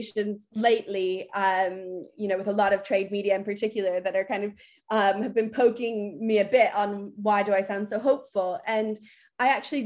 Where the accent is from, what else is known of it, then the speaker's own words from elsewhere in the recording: United States; moved away as an adult; now in United Kingdom; I'm obviously American.